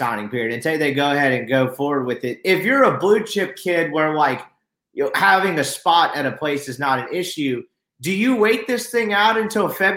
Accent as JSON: {"language": "English", "region": "Mississippi", "country": "United States", "tie": "born or raised there", "said": "I grew up in Mississippi"}